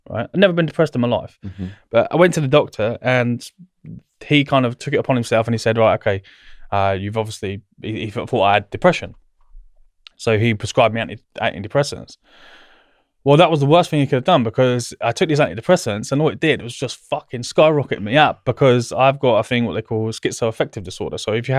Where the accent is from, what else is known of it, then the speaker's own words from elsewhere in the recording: South East England, United Kingdom; I grew up in Berkshire, which is obviously not far from here.